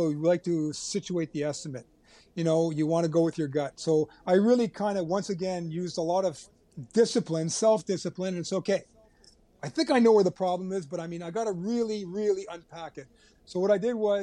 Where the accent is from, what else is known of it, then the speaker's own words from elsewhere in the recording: Canada; being Canadian